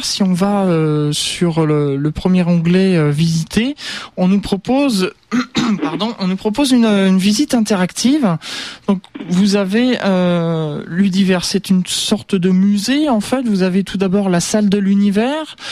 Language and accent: French; Normandy, France; je suis normand moi-même, j'aime beaucoup la Normandie